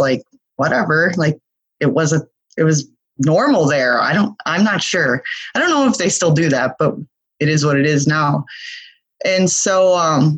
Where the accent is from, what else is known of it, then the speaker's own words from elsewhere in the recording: Milwaukee, Wisconsin, United States; So I was born in Milwaukee, Wisconsin, of which is the brewery capital of the world, I believe, if I'm not mistaken. And so growing up in Milwaukee back in the 70s, 80s